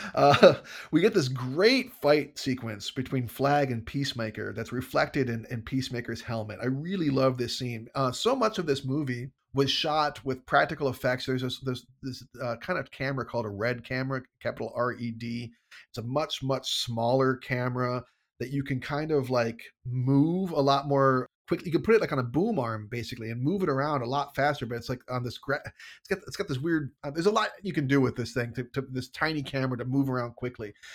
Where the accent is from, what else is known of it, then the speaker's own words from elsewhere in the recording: United States; I'm an American